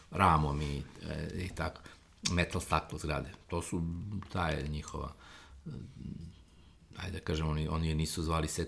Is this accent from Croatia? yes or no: no; Belgrade, Serbia; Ja sam odrastao na Karavormi, u ulici Patrisa Lumumbe.